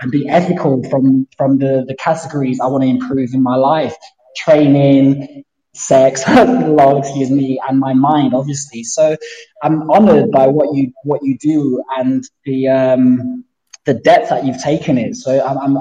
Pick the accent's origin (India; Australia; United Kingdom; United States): United Kingdom; London; I'm from London. I live in East London.